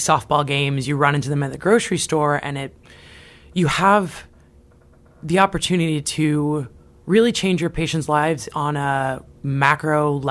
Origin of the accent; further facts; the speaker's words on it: Seattle, Washington, United States; also born or lived in Tri-Cities, Washington; now in Port Angeles, United States; am originally from Seattle, Washington. So I grew up knowing the Olympic Peninsula pretty well.